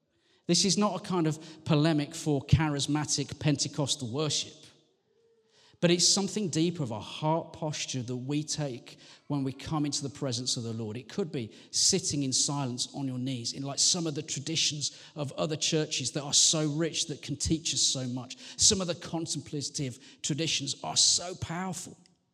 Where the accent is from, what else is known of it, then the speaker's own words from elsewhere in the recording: West Midlands, United Kingdom; But I am from the West Midlands. And we do not do shows of public emotion, ever.